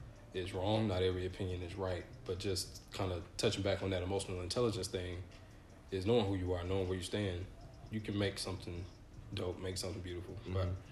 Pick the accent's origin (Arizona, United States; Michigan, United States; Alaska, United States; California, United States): Michigan, United States; Grand Rapids; born there; Nope. So I was born in Grand Rapids, Michigan.